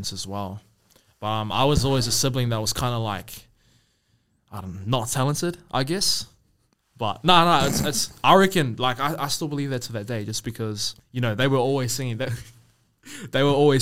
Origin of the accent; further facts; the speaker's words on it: Auckland, New Zealand; also born or lived in Rotorua; I'm from Rotorua, went to Raukura, Ngāti Rongomai as well. Grew up in Auckland on Waiheke Island